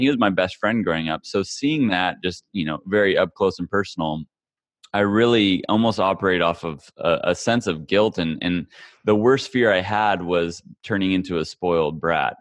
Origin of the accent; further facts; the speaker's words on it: Kansas, United States; I grew up in Kansas, of all places, the middle of America